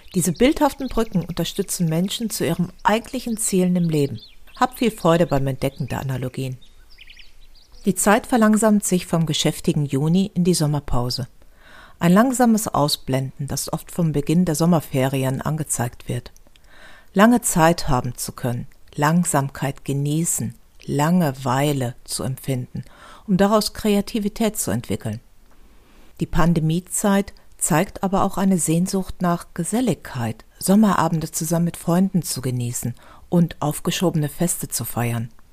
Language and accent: German; Düsseldorf, North Rhine-Westphalia, Germany; Bei uns in Düsseldorf